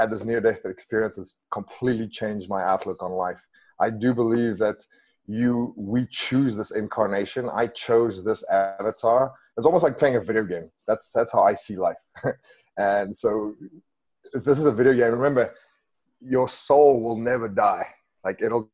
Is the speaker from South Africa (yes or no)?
yes; Western Cape, South Africa; English is a second language; moved away; I grew up in a tiny little village outside of Cape Town